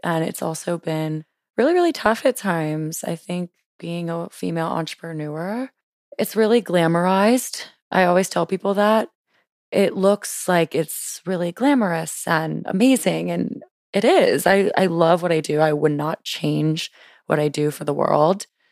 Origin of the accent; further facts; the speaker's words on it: Louisiana, United States; moved away as an adult; now in Washington, DC, United States; I'm originally from Louisiana, lived in Louisiana my whole life, and then moved to D C on a whim